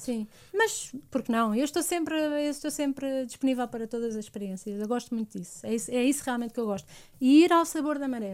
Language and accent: Portuguese; Portugal; eu sou portuguesa, tenho alma, alma portuguesa